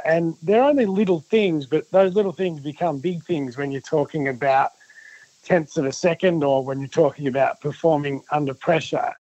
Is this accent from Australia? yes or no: yes; Victoria, Australia; I'm from Victoria